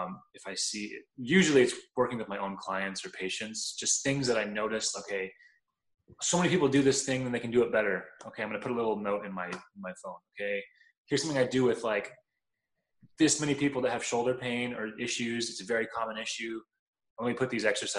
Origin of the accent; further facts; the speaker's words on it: Southern California, United States; growing up in Southern California, you can't not be, because we have amazing Mexican food out here